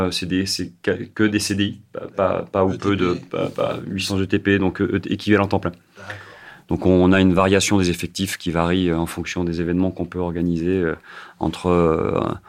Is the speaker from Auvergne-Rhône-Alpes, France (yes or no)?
yes; Saint-Étienne, Auvergne-Rhône-Alpes, France; puisque effectivement je suis originaire de Saint-Etienne